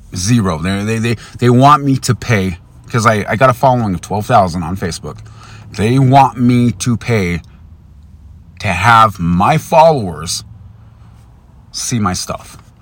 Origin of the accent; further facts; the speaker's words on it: United States; I'm an American